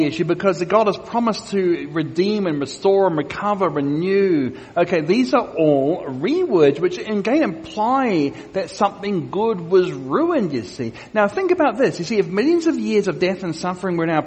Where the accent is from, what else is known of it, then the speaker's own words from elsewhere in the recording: Australia; my home country of Australia